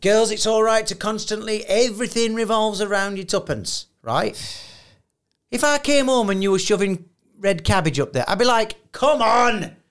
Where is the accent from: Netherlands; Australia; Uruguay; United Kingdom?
United Kingdom; I'm too British